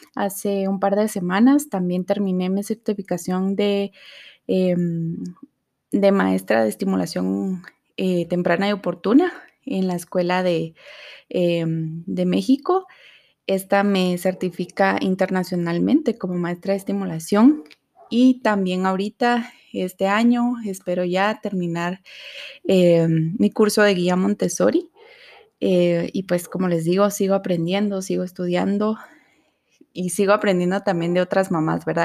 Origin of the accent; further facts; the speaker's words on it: Guatemala; soy de Guatemala